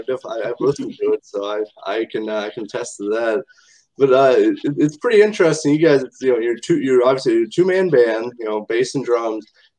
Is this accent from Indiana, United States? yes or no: yes; Indiana, United States; My guest this time is a two-man bass and drum band from my home state of Indiana.